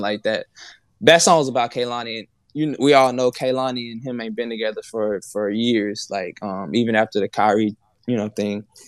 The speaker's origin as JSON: {"language": "English", "town": "Houston", "region": "Texas", "country": "United States", "said": "I'm from Houston"}